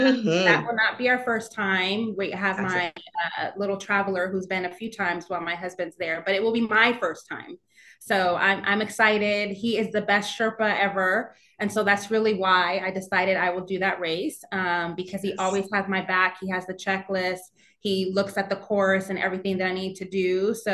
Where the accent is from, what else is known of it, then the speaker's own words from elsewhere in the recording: New York, United States; now in Charlotte, United States; learning about the community because I'm originally from New York.